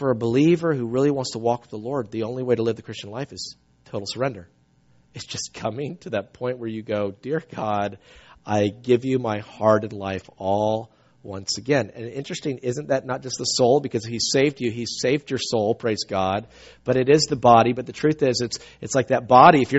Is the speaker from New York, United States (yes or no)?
no; South Carolina, United States; I grew up in South Carolina.